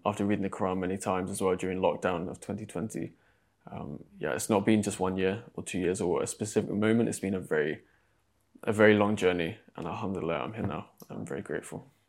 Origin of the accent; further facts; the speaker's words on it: Exeter, South West England, United Kingdom; moved away as an adult; also born or lived in London; back in my hometown, there's I think, one mosque in Exeter where I grew up